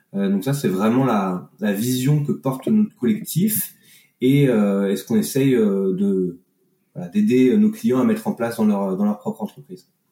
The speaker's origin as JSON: {"language": "French", "town": "Annecy", "region": "Auvergne-Rhône-Alpes", "country": "France", "also_born_or_lived": "Grenoble region", "moved": "as an adult", "lives_now": "Grenoble, France", "said": "je suis originaire d'Annecy, des montagnes"}